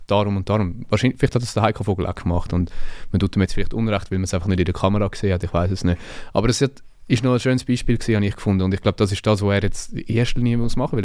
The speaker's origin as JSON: {"language": "German", "area": "Zürcher Oberland", "region": "Zurich", "country": "Switzerland", "said": "ich bin aus dem Zürich Oberland"}